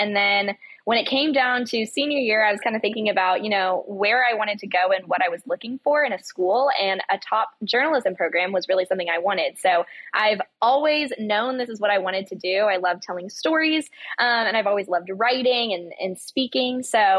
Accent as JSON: {"language": "English", "town": "Lexington", "region": "Kentucky", "country": "United States", "tie": "born or raised there", "also_born_or_lived": "California / New Orleans", "moved": "as an adult", "lives_now": "Athens, Georgia, United States", "said": "I grew up in Lexington, Kentucky, but right now I'm in Athens, Georgia."}